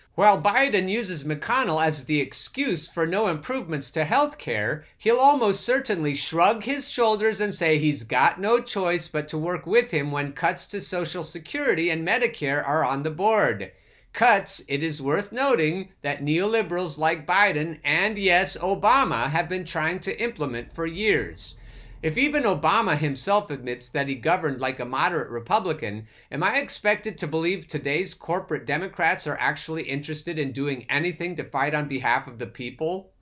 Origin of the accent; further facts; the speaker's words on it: Columbus, Ohio, United States; I'm from Columbus.